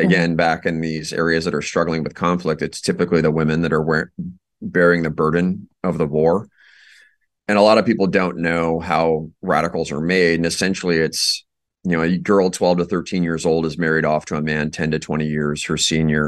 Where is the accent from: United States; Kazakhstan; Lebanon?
United States; Iowa; moved away as an adult; I'm from Iowa originally.